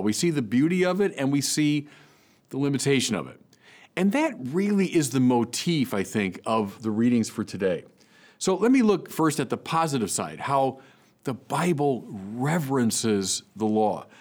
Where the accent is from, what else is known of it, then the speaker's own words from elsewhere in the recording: United States; as an American